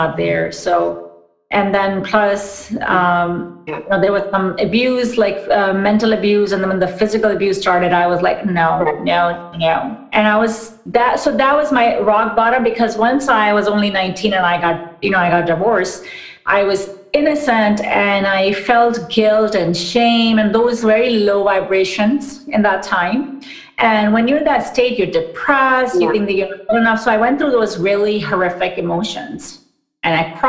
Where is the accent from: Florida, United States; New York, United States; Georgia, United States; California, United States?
New York, United States; moved away as an adult; also born or lived in Pakistan / Orlando / Washington, D.C. / Austin; now in Seattle, United States; we moved to New York, actually, when I was eight